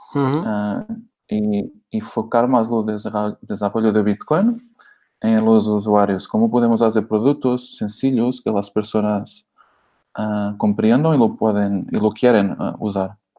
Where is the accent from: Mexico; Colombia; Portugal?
Portugal; Spanish is a second language; moved away as an adult; now in Barcelona, Spain; soy portugués, que vivo en España, en Barcelona, hace, hace cuatro años ya